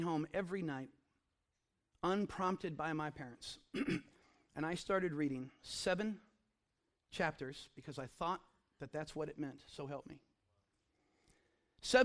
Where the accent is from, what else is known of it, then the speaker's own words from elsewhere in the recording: the Ozarks, United States; I grew up in the Ozarks